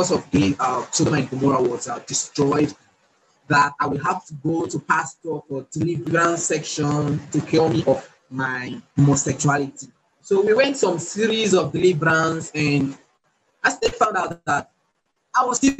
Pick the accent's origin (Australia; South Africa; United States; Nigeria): Nigeria; I'm from Nigeria